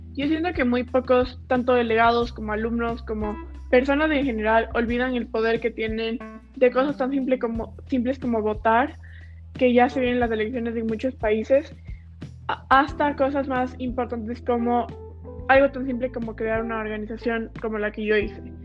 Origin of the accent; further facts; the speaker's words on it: Ecuador; nosotros que somos de Ecuador